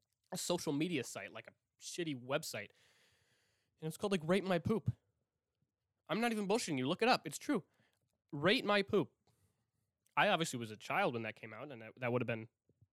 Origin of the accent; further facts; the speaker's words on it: Milwaukee, Wisconsin, United States; I'm from Milwaukee